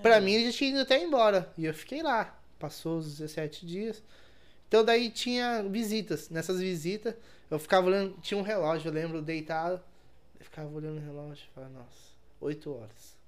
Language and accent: Portuguese; interior of São Paulo, Brazil; Sou interior de São Paulo, né? São Paulo é capital.